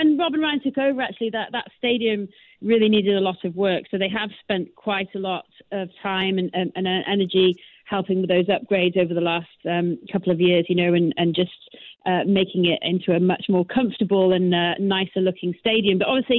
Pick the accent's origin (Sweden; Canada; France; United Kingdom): United Kingdom; Wales; moved away as an adult; now in United States; I come from Wales